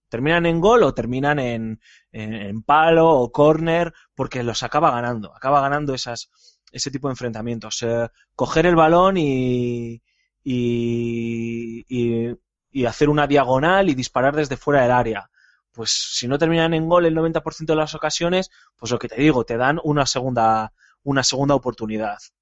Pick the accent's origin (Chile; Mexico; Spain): Spain; Bilbao, Basque Country; yo como buen vasco jugando con el, como buen bilbaíno